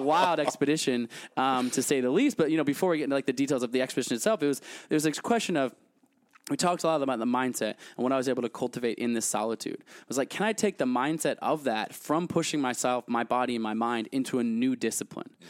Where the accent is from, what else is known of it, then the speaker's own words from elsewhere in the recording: United States; I'm American